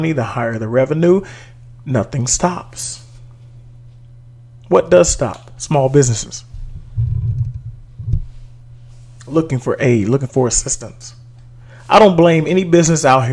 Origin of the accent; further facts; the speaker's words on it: Dallas, Texas, United States; in Texas, in Dallas, in my hometown